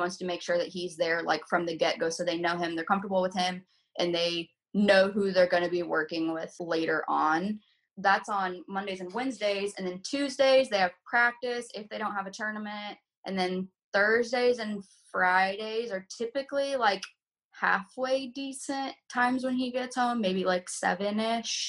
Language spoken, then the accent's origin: English; Southern Illinois, United States; now in Indianapolis, United States; I'm from Southern Illinois